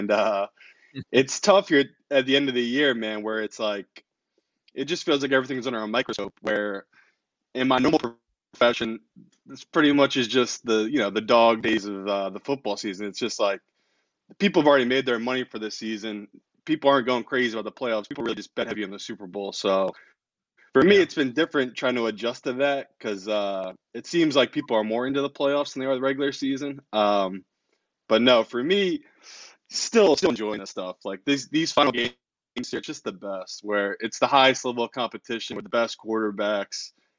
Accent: England, United Kingdom; also born or lived in New Jersey; So I'm from England, but I lived in New Jersey most of my life.

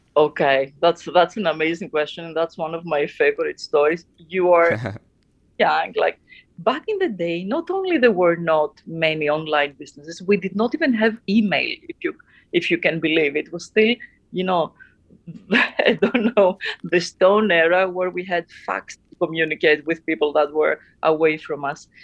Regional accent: Athens, Attica, Greece; I had a, an amazing childhood growing up in uh, in Athens, Greece

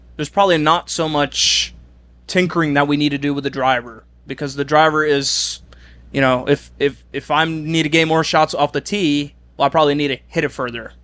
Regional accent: Oslo, Norway; moved away as an adult; I'm I'm from Oslo, the biggest city

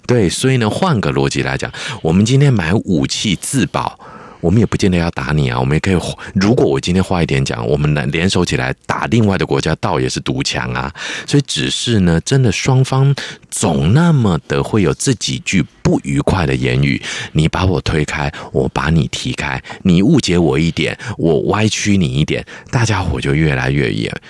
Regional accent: Taiwan; 虽然我是台湾出生、台湾长大和台湾是我的母亲，但是我的文化根底的确有来自中国的嗯。非常多的部分

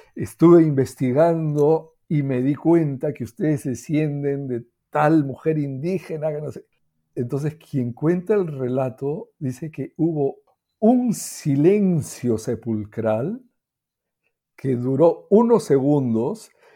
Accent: Peru; en el Perú no hablamos de eso

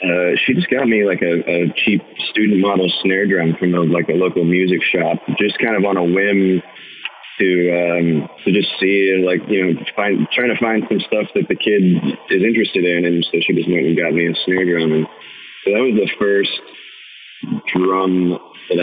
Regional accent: Portland, Oregon, United States; kind of in the suburbs, all around the Sherwood, Tigard, Beaverton, the whole area

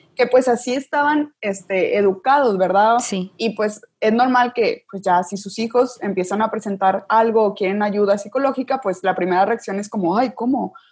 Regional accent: Sabinas, Coahuila, Mexico; now in Monterrey, Mexico; yo soy de Sabinas, Coahuila, solo estudio aquí en Monterrey.

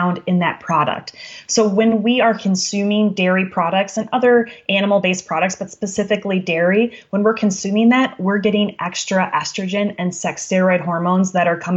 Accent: Wisconsin, United States; I'm from Wisconsin

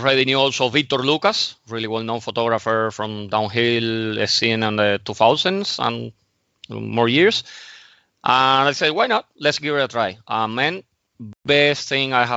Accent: Havana, Cuba; moved away as an adult; also born or lived in Moscow, Russia / Mallorca; now in Spain; So I actually grew up in Havana, in Cuba, for 28 years.

